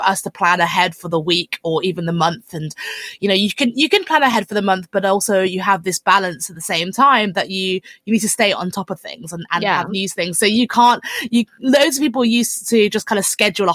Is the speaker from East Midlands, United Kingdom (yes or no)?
no; London, United Kingdom; I'm from London